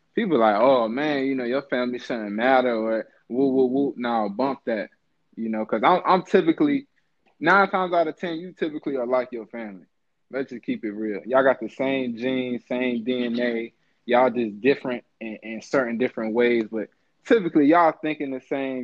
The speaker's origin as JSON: {"language": "English", "town": "Chesapeake", "region": "Virginia", "country": "United States", "said": "I'm a Virginia Beach guy. I'm from Chesapeake"}